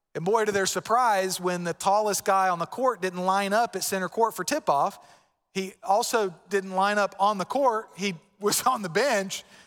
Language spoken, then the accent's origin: English; Florida, United States; moved away; I'm from Florida